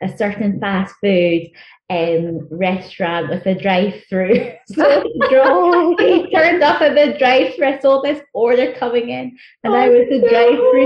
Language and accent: English; Glasgow, Scotland, United Kingdom; first language Chichewa; English is a second language; also born or lived in Malawi / England; And then moved up to Scotland after my parents divorced. And I went to school in Glasgow